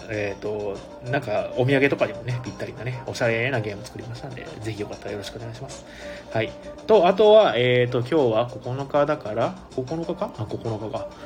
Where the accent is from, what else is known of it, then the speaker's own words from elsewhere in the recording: Ehime, Japan; now in Tokyo, Japan; 僕も愛媛県出身